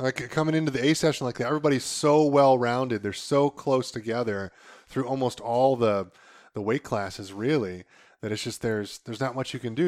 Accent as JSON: {"language": "English", "region": "Northeast Ohio", "country": "United States", "said": "we're from Northeast Ohio"}